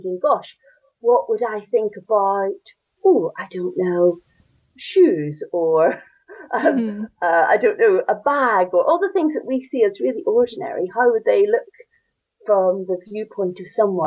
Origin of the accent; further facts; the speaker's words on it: Northern Ireland, United Kingdom; accent: Northern Irish; you can hear from my accent, I'm Northern Irish and I grew up in Northern Ireland